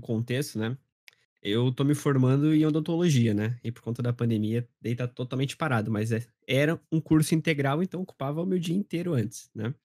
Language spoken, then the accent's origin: Portuguese; Curitiba, Paraná, Brazil; eu tenho 24 anos e eu sou de Curitiba